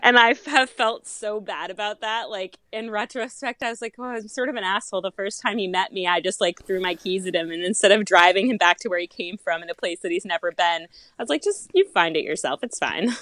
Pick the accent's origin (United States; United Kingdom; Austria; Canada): United States; Massachusetts; moved away as an adult; also born or lived in Charleston; I moved home back to Massachusetts from Charleston